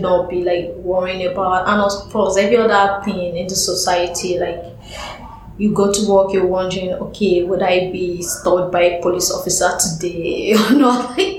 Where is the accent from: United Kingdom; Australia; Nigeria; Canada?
Nigeria; Lagos; moved away as an adult; now in New York, United States; at home, like in Lagos, I play with uh, my colleagues at work